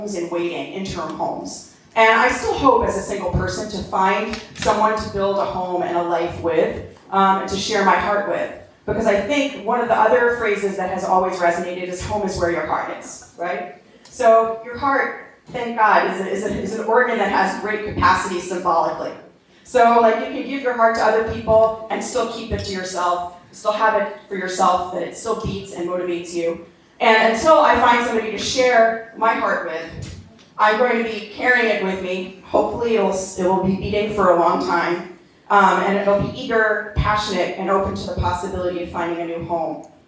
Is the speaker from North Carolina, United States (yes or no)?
no; New Jersey, United States; moved away as an adult; also born or lived in New York, United States; now in Los Angeles, United States; I grew up in New Jersey, I live in Los Angeles